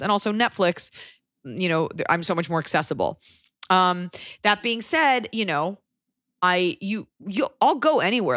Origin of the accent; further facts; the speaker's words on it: United States; just being American